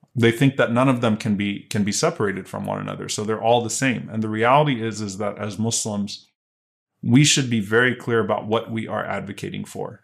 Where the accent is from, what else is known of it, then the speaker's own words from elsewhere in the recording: Louisiana, United States; I grew up in Louisiana